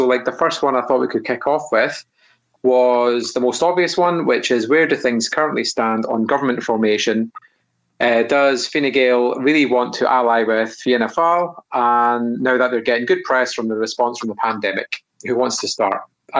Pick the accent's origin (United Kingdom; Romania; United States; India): United Kingdom; Scotland; Being a Scot, I don't really know how to pronounce the political party's names